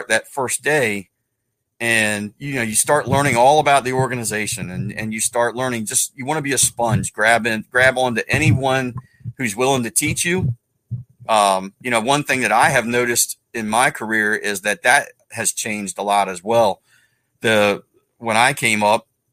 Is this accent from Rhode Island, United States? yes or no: no; Salisbury, Maryland, United States; also born or lived in Parsonsburg, Maryland; I grew up in Salisbury, but I didn't grow up in the Salisbury Fire Department.